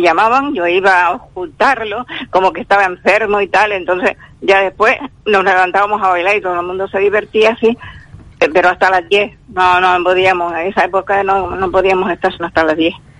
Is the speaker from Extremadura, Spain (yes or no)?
no; Carrizal, Canary Islands, Spain; now in Telde, Spain; En mi pueblo, en Carrizal